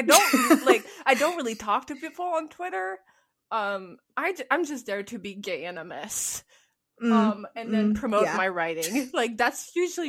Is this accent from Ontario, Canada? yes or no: no; Quebec, Canada; born or raised there; English is a second language